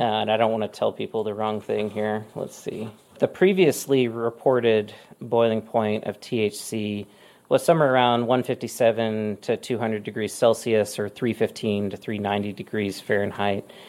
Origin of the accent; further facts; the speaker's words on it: Mississippi, United States; moved away as an adult; also born or lived in Oregon; I just moved back to my home state of Mississippi after living in Oregon for a long time